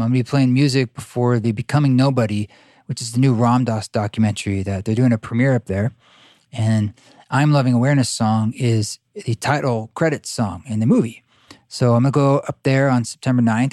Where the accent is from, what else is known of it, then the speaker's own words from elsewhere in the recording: Boulder, Utah, United States; down in Boulder, Utah, in my, my hometown.